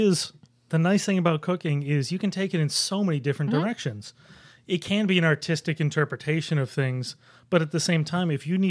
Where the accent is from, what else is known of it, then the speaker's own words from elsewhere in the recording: Buffalo, New York, United States; No, I mean, I grew up in Buffalo. I have a certain affinity for Mighty Taco.